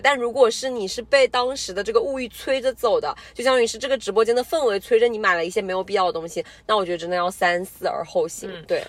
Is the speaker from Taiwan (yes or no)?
no; southern China, China; 我们是南方人，但是我们家吃饭真的从小到大都是重口，就是嗯重辣，然后就是重咸的这种非典型的南方人，就真的很不南方